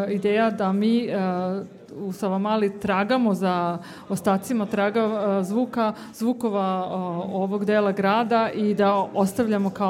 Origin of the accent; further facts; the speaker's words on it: Switzerland; now in Belgrade, Serbia; jer smo kome god kažemo u Beogradu da dolazimo iz Švajcarske, svako nam je mrak, a, vi ste švajcarci